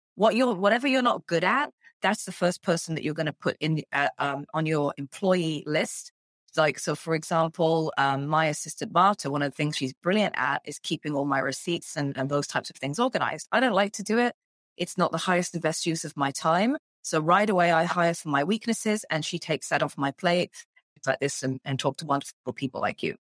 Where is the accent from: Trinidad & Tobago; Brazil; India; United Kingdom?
United Kingdom; England; moved away as an adult; now in Canada; I'm English, born and raised in, in the U K